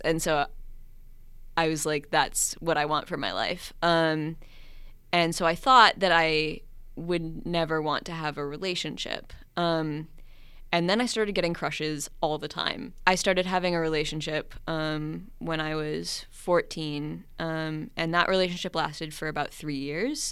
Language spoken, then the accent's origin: English; Minnesota, United States; moved away as an adult; I am from Minnesota originally, but I went to college out of state and now I'm back.